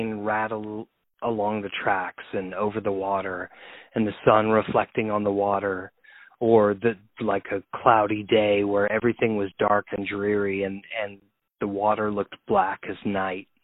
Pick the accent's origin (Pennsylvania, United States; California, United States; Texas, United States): Texas, United States; also born or lived in Ohio / Cleveland, Ohio; now in New York, United States; prior to that I grew up in Texas.